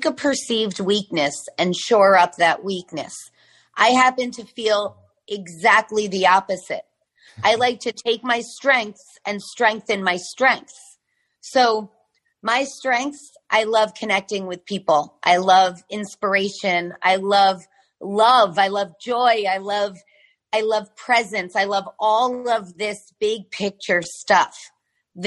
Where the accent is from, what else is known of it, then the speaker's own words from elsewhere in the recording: New York, United States; moved away as an adult; now in Florida, United States; I'm from New York. We're currently living in Florida on the beach